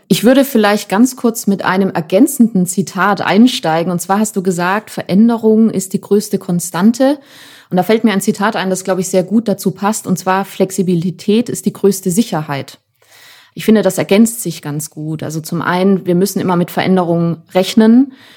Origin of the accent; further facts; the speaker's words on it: Germany; bei uns in Deutschland